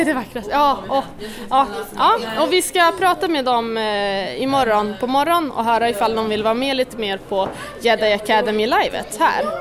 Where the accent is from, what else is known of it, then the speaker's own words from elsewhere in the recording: Skellefteå, Västerbotten County, Sweden; jag är från Skellefteå